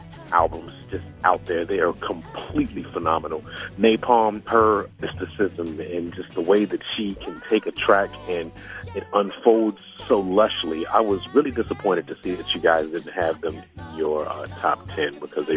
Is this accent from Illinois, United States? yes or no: yes; Chicago, Illinois, United States; I am from Chicago, Illinois, specifically the South Side.